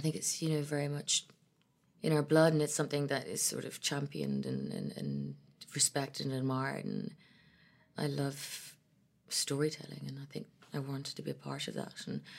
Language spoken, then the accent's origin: English; Ethiopia; born or raised there; also born or lived in Ireland / London